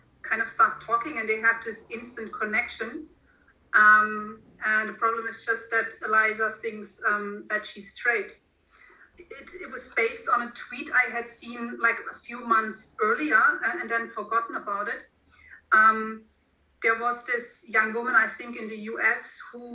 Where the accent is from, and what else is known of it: Germany; first language German; English is a second language